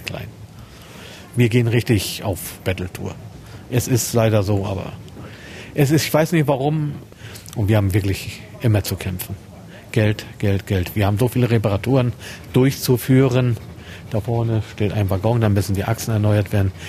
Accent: Neubrandenburg, Mecklenburg-Vorpommern, Germany; ich bei Neubrandenburger bin

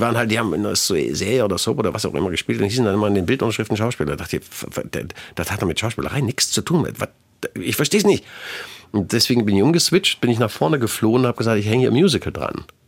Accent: Leipzig, Saxony, Germany; zum einen ist es meine Heimatstadt, ich bin hier geboren, ich kenne hier jede Ecke

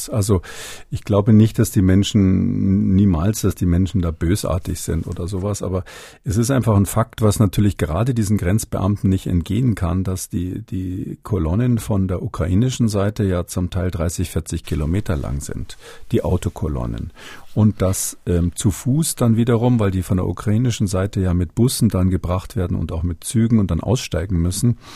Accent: West Germany, Germany; dass das nicht, wie man vielleicht so denkt als, als Wessi, sage ich mal

